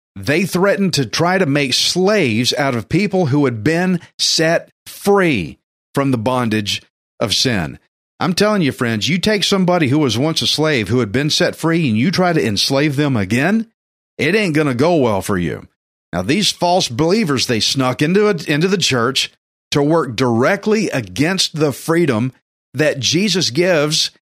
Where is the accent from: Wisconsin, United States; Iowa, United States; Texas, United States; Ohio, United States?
Texas, United States; me as a Texan